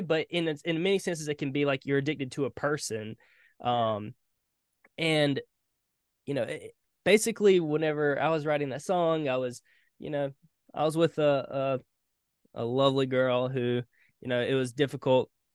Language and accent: English; Hartsville, South Carolina, United States; I'm from South Carolina. Uh, born and raised. Uh, small town called Hartsville.